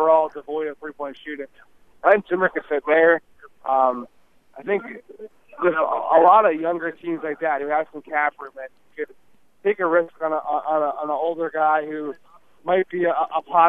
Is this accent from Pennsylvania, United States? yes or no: yes; Philadelphia, Pennsylvania, United States; I'm from Philadelphia, and I do some work covering the Sixers